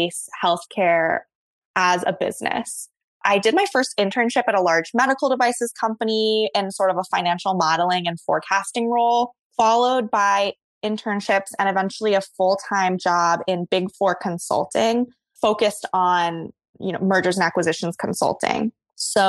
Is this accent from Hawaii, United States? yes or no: yes; Hawaii, United States; moved away as an adult; also born or lived in Ohio; I was born and raised in Hawaii. I graduated from high school there and went to Ohio State